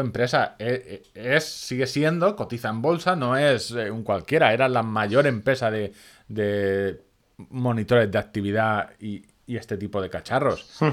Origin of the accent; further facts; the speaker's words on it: Orihuela, Valencian Community, Spain; en mi pueblo, en Orihuela, cerca de Murcia